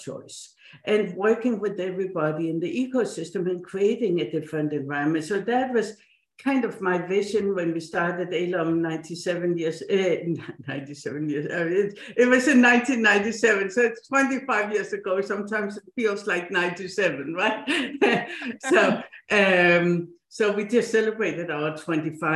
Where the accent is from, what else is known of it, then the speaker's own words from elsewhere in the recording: Odense, Southern Denmark, Denmark; English is a second language; moved away as an adult; also born or lived in Silicon Valley, United States / East Coast, United States; now in United States; I was born and grew up in Denmark, in the town of Hans Christian Andersen, the fairy tale author